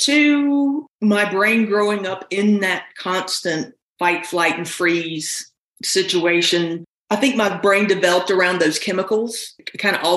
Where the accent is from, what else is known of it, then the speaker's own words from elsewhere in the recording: South Carolina, United States; moved away as an adult; now in North Carolina, United States; I grew up in South Carolina. I've lived in this area now for almost 32 years.